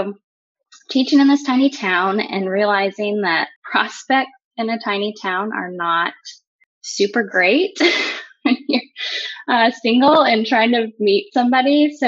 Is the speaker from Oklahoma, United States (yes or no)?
yes; Oklahoma, United States; I grew up in a Christian home. We were in, I'd say Oklahoma is my home, my hometown. We moved around a lot, but kind of landed in Oklahoma the longest. So I claim that one.